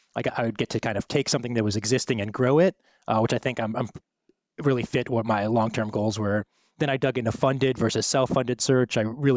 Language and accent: English; Ohio, United States; also born or lived in Wisconsin / Minnesota; I'm from the Midwest. I was born in Wisconsin. I lived in Minnesota. I grew up in Ohio.